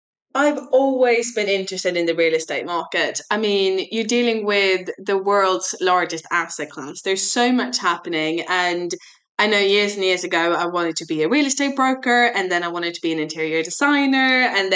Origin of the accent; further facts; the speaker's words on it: Glasgow, Scotland, United Kingdom; now in London, United Kingdom; bachelor degree in business and finance up in Glasgow, hence the mixed accent. Sometimes my team thinks I am Irish. I have actually never been to Ireland, but it is from absolutely everywhere.